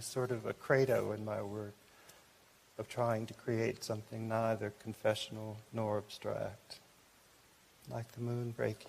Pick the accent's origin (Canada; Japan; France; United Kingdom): Japan; born there; I was born in Japan, which was mentioned, and I wrote this poem in Japan.